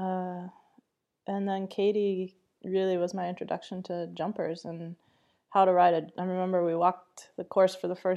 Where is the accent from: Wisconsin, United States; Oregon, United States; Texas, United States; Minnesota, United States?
Wisconsin, United States; I grew up in Wisconsin, so there wasn't a lot going on there